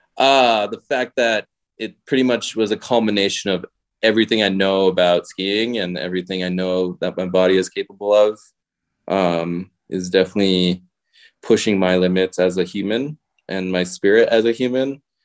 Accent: Connecticut, United States; moved away as an adult; also born or lived in Gujarat, India; now in Bozeman, United States; I grew up in Connecticut

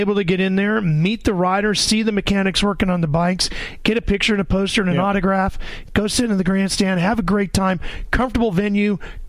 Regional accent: Sacramento, California, United States; I grew up in Sacramento.

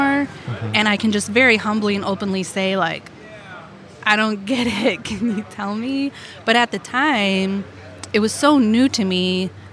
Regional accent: Arnold, Missouri, United States; now in South County, St. Louis, United States; I grew up in Arnold

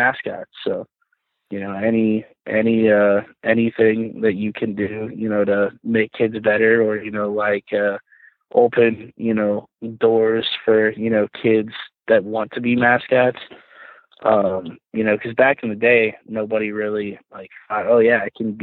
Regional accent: Columbus, Ohio, United States; I was born in Columbus, Ohio. You know, I grew up going to Columbus Blue Jackets games

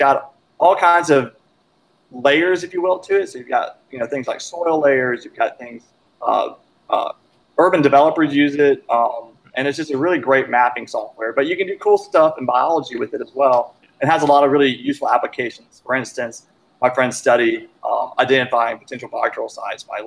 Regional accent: Cartersville, Georgia, United States; now in Mississippi, United States; I am actually from Northwest Georgia. Small town, Cartersville is near Rome, Georgia

